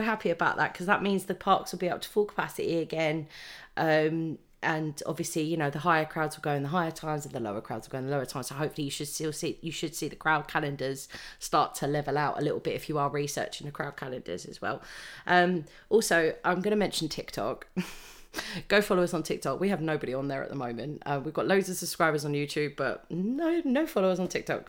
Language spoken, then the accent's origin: English; United Kingdom; we're British